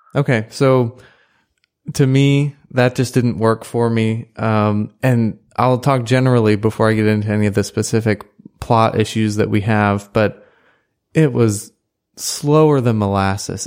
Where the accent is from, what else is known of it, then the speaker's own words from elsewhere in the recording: St. Louis, Missouri, United States; moved away as an adult; now in College Station, United States; I'm from Saint Louis and went to college up there